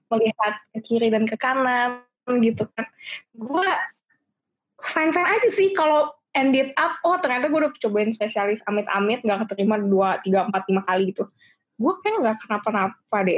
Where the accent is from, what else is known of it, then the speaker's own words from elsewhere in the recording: Cilegon, Banten, Indonesia; jadi gue bukan orang Jakarta gue orang Cilegon